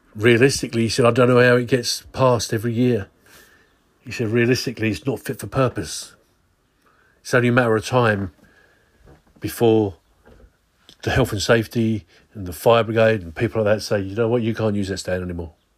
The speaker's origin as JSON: {"language": "English", "town": "Swanscombe", "region": "South East England", "country": "United Kingdom", "tie": "born or raised there", "said": "I was raised in Swanscombe."}